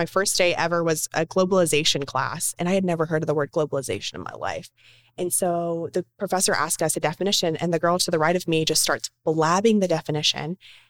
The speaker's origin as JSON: {"language": "English", "region": "the South", "country": "United States", "accent": "Southern", "said": "I still want to have that Southern charm in a sense, but yeah, I did, because to be on TV or to be a broadcaster or whatever, I knew I had to like lessen the Southern in my voice."}